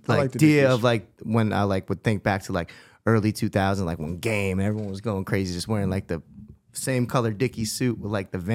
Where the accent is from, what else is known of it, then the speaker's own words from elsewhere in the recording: East Coast, United States; now in Los Angeles, United States; we're from the East Coast